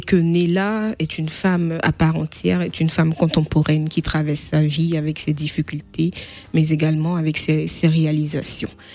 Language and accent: French; Bouaké, Côte d’Ivoire; now in Nemours, France; je suis ivoirienne euh, d'ethnie BT, ethnie située au centre-ouest de la Côte d'Ivoire